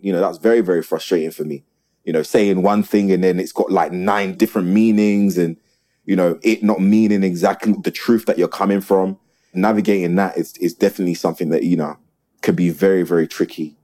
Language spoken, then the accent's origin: English; South London, United Kingdom; I was born and raised in the community. I'm from South